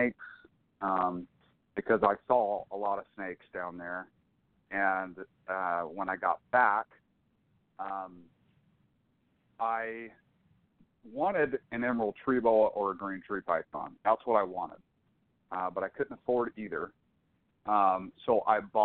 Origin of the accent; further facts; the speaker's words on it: Jacksonville, Florida, United States; moved away as an adult; now in Northern California, United States; I'm a Florida native. I grew up in Jacksonville, Florida. I currently live in Northern California.